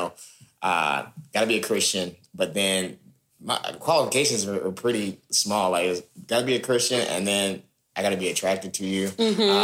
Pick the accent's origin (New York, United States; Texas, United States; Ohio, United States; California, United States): Texas, United States; Dallas; also born or lived in Kansas City, Missouri; I grew up in Dallas.